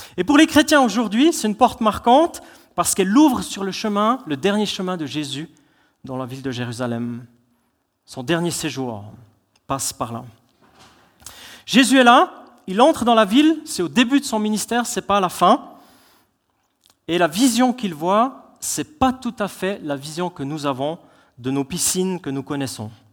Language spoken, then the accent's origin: French; Switzerland; on est des Suisses